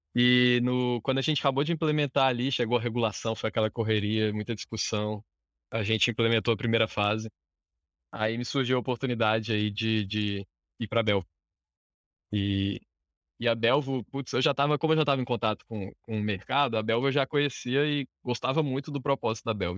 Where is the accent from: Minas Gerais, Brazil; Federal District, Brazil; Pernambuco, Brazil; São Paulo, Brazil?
Federal District, Brazil; Brasília; sou de Brasília, nascido e criado aqui em Brasília, capital federal